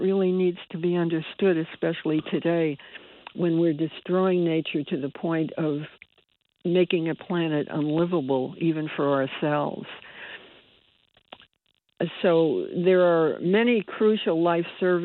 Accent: Bridgeport, Connecticut, United States; I was born and raised in Bridgeport.

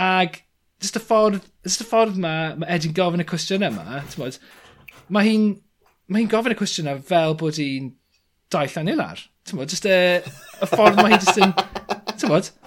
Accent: Pen Bryn, Wales, United Kingdom; moved away; also born or lived in London; Nes i dyfu fyny ar Ben Bryn

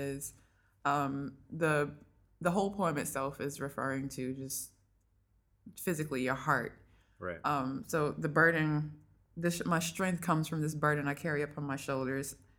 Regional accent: North Augusta, South Carolina, United States; moved away; I am originally from North Augusta, South Carolina

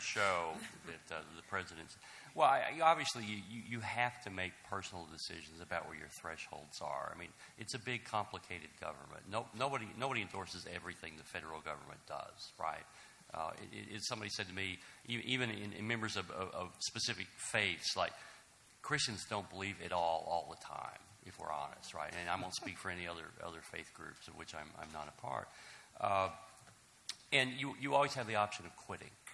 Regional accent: Mayfield, Kentucky, United States; I'm from Kentucky, Mayfield, Kentucky

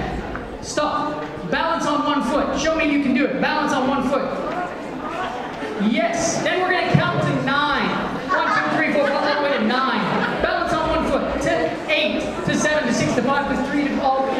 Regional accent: Canada; now in Australia; as a Canadian, as a slight outsider coming in to teach

